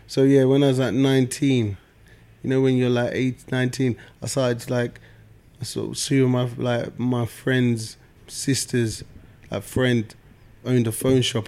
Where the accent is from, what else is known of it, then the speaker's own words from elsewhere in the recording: London, United Kingdom; I'm from South London